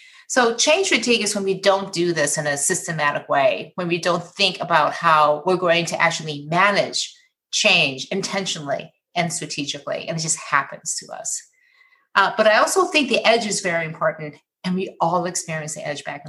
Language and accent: English; Michigan, United States